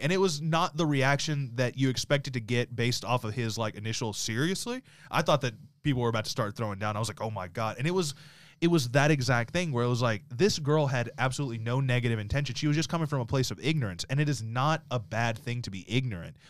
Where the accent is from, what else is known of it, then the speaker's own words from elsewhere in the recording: the South, United States; growing up in the South